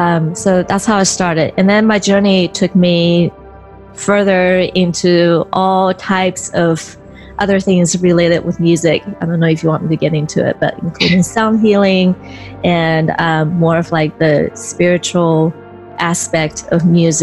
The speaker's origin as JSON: {"language": "English", "country": "Taiwan", "also_born_or_lived": "California", "moved": "yes", "lives_now": "United States", "said": "island called Taiwan, which is a part of China. And then I moved to California. So usually I would just say I'm from California."}